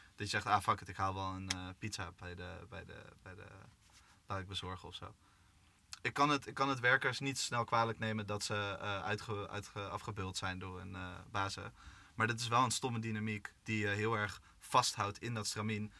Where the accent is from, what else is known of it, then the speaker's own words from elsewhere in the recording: Amsterdam, North Holland, Netherlands; Ik kom uit Amsterdam.